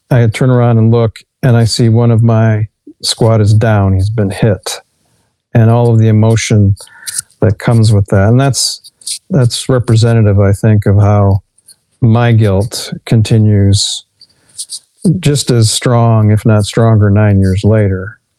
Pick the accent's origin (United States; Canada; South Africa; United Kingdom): United States; Dearborn, Michigan; also born or lived in Detroit, Michigan / Redford Township, Michigan; I was born in Detroit. I grew up in Redford Township, and then uh, my real formative years in Dearborn.